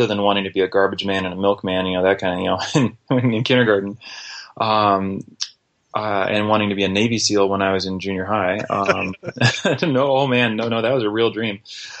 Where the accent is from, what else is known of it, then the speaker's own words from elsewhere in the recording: Brazil; also born or lived in United States; I was raised in Brazil, first grade through 12th grade, aside from a year or two and on furlough in the States.